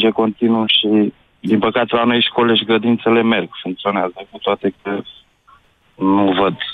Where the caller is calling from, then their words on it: Călărași, Călărași County, Romania; Eu sunt din Călăraș.